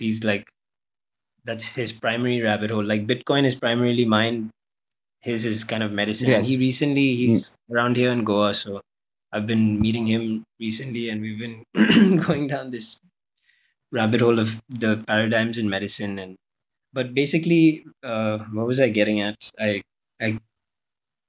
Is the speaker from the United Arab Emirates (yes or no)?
yes; Dubai, United Arab Emirates; I grew up in Dubai